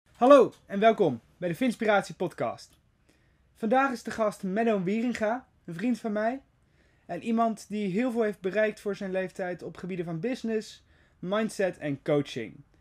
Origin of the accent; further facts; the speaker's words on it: Netherlands; Wij als Nederlanders